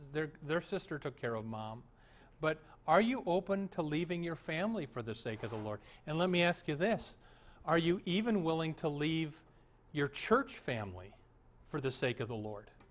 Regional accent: Omaha, Nebraska, United States; moved away as an adult; also born or lived in Florida / Minneapolis; the Lutheran church I grew up in in Omaha.

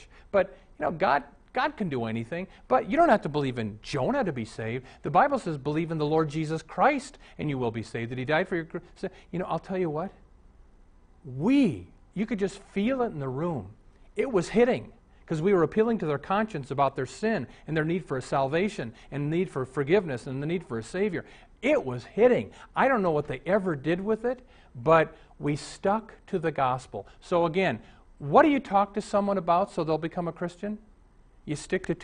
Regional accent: Omaha, Nebraska, United States; When I was raised in Omaha

